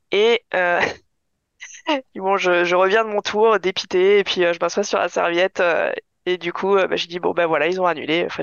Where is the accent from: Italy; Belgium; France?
France; Épinal, Grand Est; born there; je suis née à Épinal, donc euh, vraiment